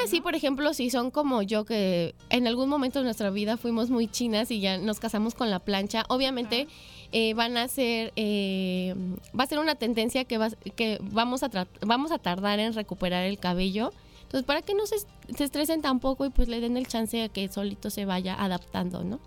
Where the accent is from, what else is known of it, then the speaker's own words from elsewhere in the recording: Mexico; nosotros como sociedad mexicana somos, nos gusta exagerar en las fiestas